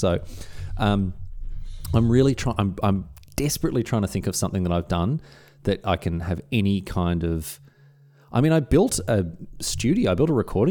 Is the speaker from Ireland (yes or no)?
no; Australia; accent: stock Australian; Australia only has three accents, man. We have, like, broad, regular, and cultivated.